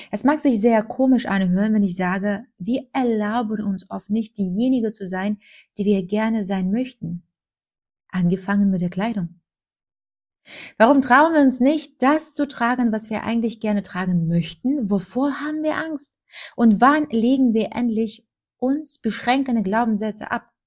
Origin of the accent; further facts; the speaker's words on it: Minsk, Belarus; now in Germany; Ich komme aus Minsk, Weißrussland, und bin in ziemlich bescheidenen Verhältnissen aufgewachsen.